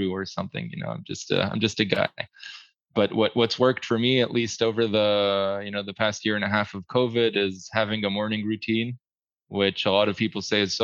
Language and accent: English; New Jersey, United States; now in Israel; I grew up in New Jersey for a pretty long time